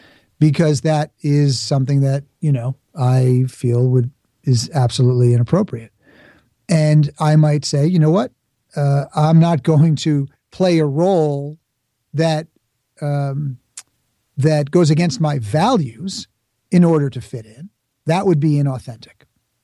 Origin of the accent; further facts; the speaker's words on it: Bronx, New York, United States; You know, I grew up in the Bronx, but I'm not going to pretend I have an accent when I don't.